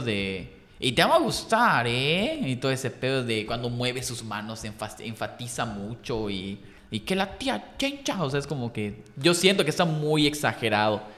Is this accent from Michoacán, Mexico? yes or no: no; Yucatán, Mexico; soy yucateco, porque a mí me encanta Yucatán, me encanta la, historia de Yucatán, las calles, o sea, soy muy, muy apegado a aquí.